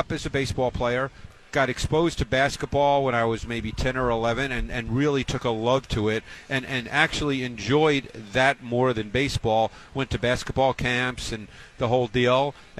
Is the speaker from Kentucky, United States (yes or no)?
no; New York City, New York, United States; We actually lived in an apartment building, so we didn't have, like, a backyard and all that because I grew up in Queens in New York.